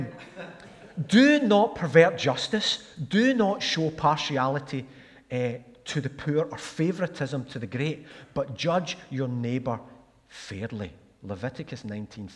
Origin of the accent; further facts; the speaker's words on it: Glasgow, Scotland, United Kingdom; moved away as an adult; also born or lived in Stirling / Pitlochry; I grew up in Glasgow, as I've said. A place called Ardenne, which was next to Camwodrick